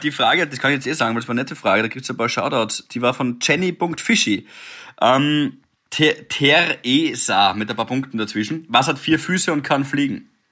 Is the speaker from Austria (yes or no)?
yes; Graz, Styria, Austria; wir sind in Graz da aufgewachsen